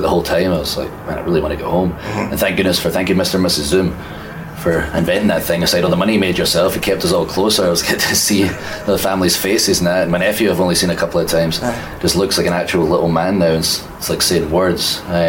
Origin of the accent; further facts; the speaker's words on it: Scotland, United Kingdom; accent: Scottish; And from that day forward, I worked very hard on my accent so the world could understand me. So everyone in Scotland, I'm sorry.